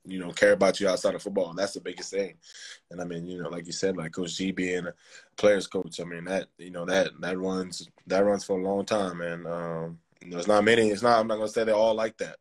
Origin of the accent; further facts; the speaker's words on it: Sugar Hill, Georgia, United States; I grew up in Sugar Hill. Went to Lanier High School in Sugar Hill.